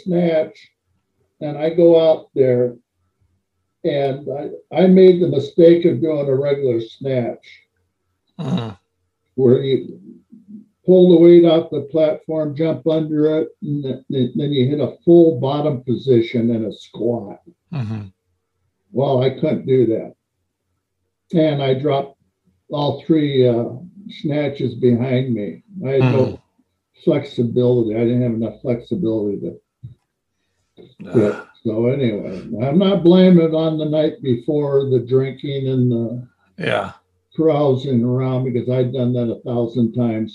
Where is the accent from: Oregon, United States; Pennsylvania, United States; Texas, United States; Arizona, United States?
Oregon, United States; Portland; moved away as an adult; now in Minnesota, United States; I'm from Portland, Oregon.